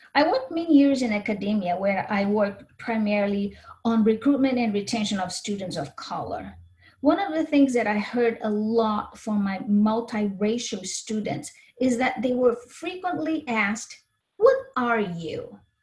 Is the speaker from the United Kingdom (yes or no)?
no; Brazil; also born or lived in Minnesota / Spain / Ukraine / Japan; now in United States; I was born in Brazil, but have been in the US for many years now.